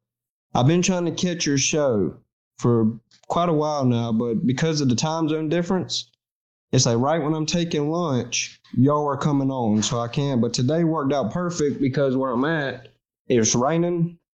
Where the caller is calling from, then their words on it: North Carolina, United States; North Carolina.